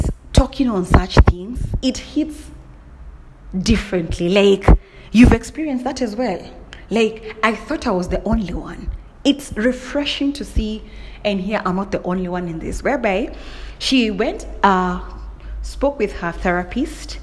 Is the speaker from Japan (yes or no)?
no; Kenya; I'm from Kenya